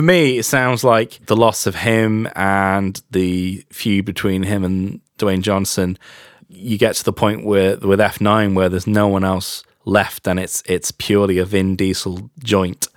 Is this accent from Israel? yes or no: no; England, United Kingdom; as an English person or as a British person